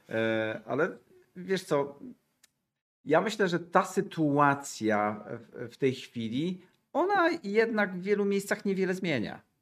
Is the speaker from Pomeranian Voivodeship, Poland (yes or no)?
yes; Gdańsk, Pomeranian Voivodeship, Poland; jestem z Gdańska